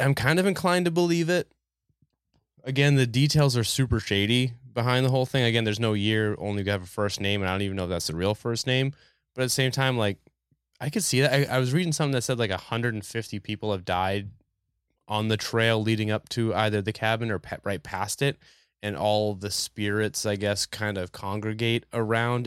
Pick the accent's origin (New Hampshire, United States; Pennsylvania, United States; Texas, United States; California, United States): New Hampshire, United States; growing up in New Hampshire, I know a lot of outdoorsy people.